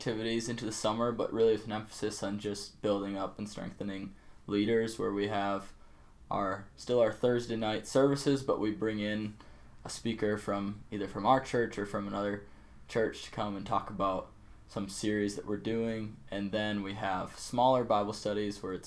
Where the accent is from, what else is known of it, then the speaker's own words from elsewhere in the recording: Minnesota, United States; moved away as an adult; now in Des Moines, United States; I'm from Minnesota originally. Graduated from Matamidi High School